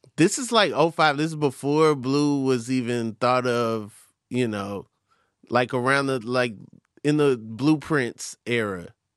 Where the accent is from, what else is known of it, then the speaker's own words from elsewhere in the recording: Atlanta, Georgia, United States; also born or lived in Lake Mary, Florida; I'm from Atlanta